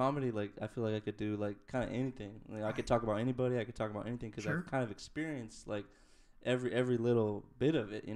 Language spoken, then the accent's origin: English; Salinas, California, United States; all my life I lived in Salinas